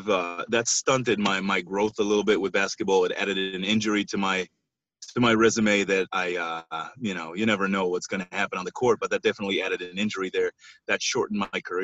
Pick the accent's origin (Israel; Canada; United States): Israel; moved away as an adult; I'm originally from Israel, and that's where I was born and raised.